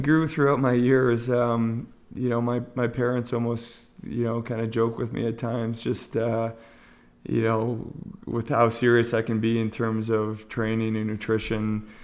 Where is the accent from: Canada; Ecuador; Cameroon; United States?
Canada; Montreal, Quebec; moved away; also born or lived in Ontario; I'm originally from Montreal